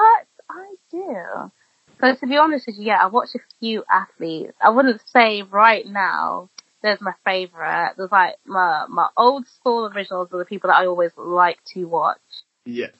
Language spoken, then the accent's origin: English; Birmingham, West Midlands, United Kingdom; I'm from Birmingham